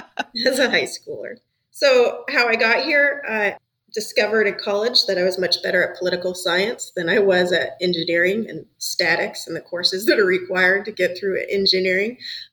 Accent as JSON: {"language": "English", "area": "Matanuska Valley", "region": "Alaska", "country": "United States", "tie": "born or raised there", "moved": "yes", "said": "originally from Alaska, a little town north of Anchorage in the Matanuska Valley."}